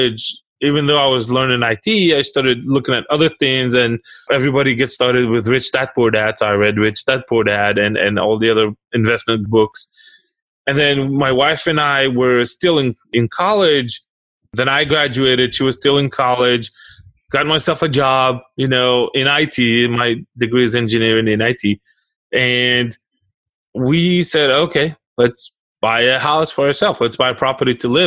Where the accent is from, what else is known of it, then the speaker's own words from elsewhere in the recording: Israel; moved away as an adult; now in United States; I was born and raised in Israel